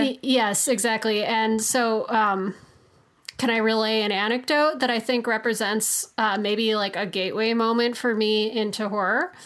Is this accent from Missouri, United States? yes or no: no; Chicago, Illinois, United States; I'm from Chicago